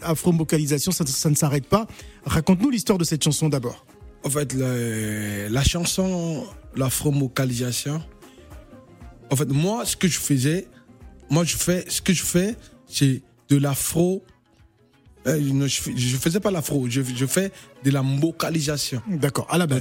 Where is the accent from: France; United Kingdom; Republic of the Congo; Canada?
Republic of the Congo; Brazzaville; je suis l'enfant du Talangai.